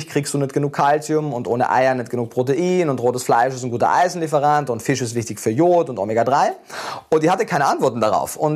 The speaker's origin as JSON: {"language": "German", "region": "Carinthia", "country": "Austria", "tie": "born there", "said": "ich war ja durchgehend in Österreich, ich bin in Kärnten geboren, habe dann äh, in Wien mein Studium gemacht"}